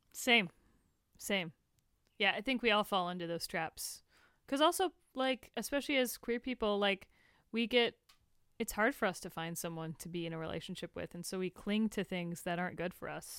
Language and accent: English; Tampa, Florida, United States; moved away as an adult; also born or lived in Tallahassee, Florida; now in Los Angeles, United States; I was born there, I was raised there